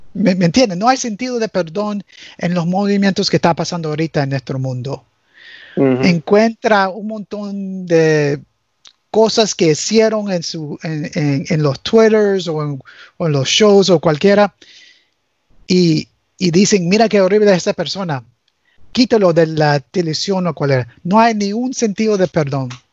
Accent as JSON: {"language": "Spanish", "country": "United States", "tie": "born or raised there", "also_born_or_lived": "Nicaragua", "first_language": "English", "second_language": "Spanish", "said": "Crecí en este país, aprendí mi español con los cubanos"}